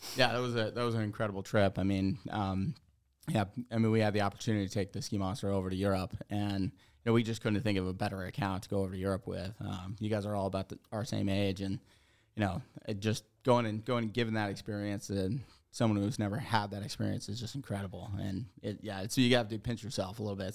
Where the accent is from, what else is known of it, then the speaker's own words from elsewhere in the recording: Stratton, Vermont, United States; I grew up in Vermont my whole life. I grew up in the Stratton area